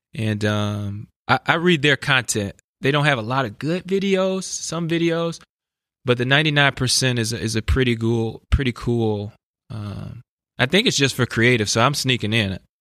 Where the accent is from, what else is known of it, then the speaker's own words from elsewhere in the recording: Chicago, Illinois, United States; I grew up in West Inglewood, which is also an at-risk neighborhood